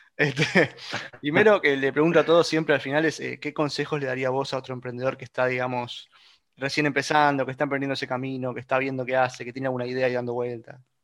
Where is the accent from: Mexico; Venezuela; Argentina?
Argentina; somos todos argentinos